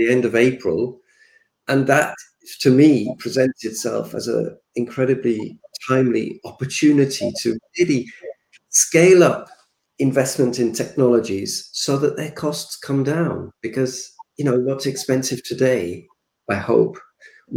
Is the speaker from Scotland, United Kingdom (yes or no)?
no; Yorkshire and the Humber, United Kingdom; I come from the UK. I know the area where I was born around the Humberside